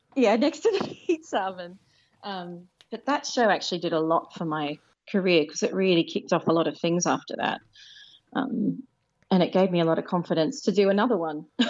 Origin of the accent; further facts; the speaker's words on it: Penrith, New South Wales, Australia; moved away as an adult; now in London, United Kingdom; I was born in Nepean Hospital and I grew up in South Penrith